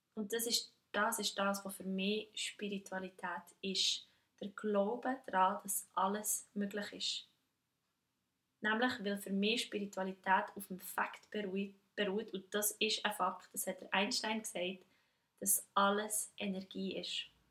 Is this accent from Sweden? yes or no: no; Switzerland; ich als Schweizerin